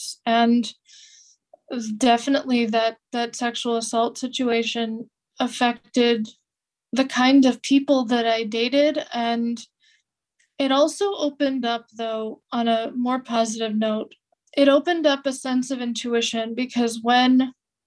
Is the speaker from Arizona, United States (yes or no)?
no; California, United States; I grew up in California